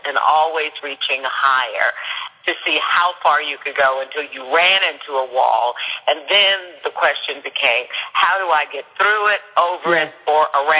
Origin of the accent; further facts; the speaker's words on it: Louisville, Kentucky, United States; I grew up in Smoketown in Louisville, Kentucky.